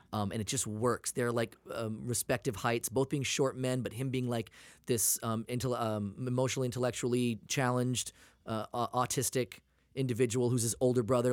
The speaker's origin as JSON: {"language": "English", "region": "Maine", "country": "United States", "also_born_or_lived": "Portland, Maine", "moved": "yes", "lives_now": "California, United States", "said": "I'm from Maine."}